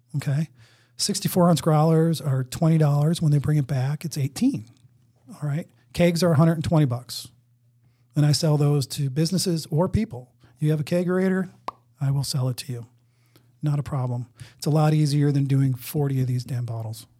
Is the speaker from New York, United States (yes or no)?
yes; Buffalo, New York, United States; now in Maryland, United States; I'm from Buffalo. S, when I was growing up, going to grade school, I made maple syrup.